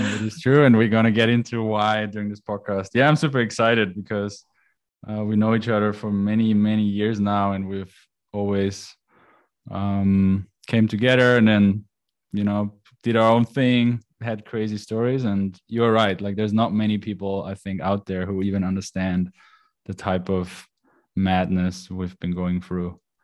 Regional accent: Austria; moved away as an adult; I'm Austrian. So, I grew up in Austria. I grew up on the countryside.

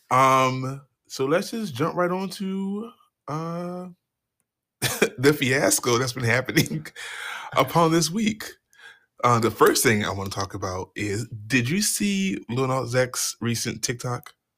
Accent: Baltimore, Maryland, United States; I'm from Baltimore

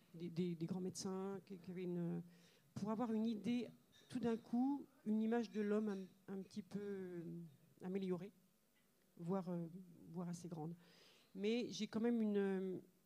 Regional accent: Algeria; moved away; mon enfance euh, en Algérie, c'est une enfance très très heureuse

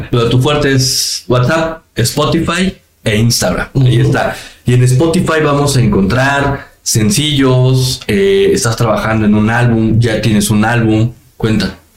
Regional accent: Mexico; Y créeme que para nosotros como mexicanos, eh, como país, estamos agradecidos contigo

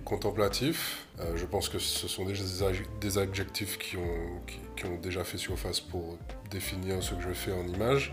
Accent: Martinique; moved away as an adult; also born or lived in Paris; je suis né à Martinique, j'ai grandi là-bas, je suis parti euh, à 20 ans à Paris faire une école d'art

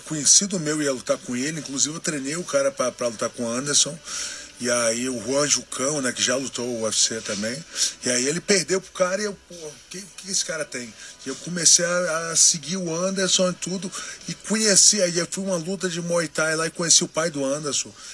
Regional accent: Brazil; eu sendo brasileiro

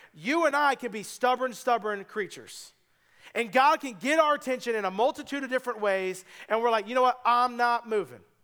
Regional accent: United States; I'm just an American

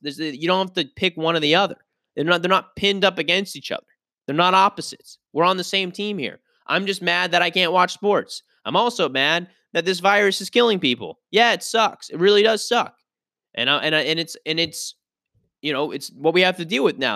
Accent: Pittsburgh, Pennsylvania, United States; moved away; I grew up in Pittsburgh

